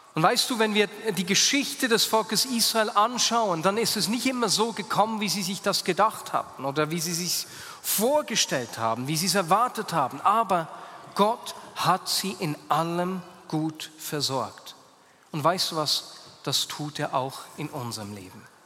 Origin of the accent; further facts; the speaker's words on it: Hasliberg, Bern, Switzerland; meine Kindheit auf dem Hasliberg